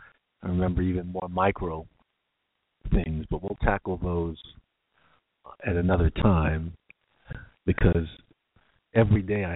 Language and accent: English; New York, United States; Growing up in New York and in the late 70s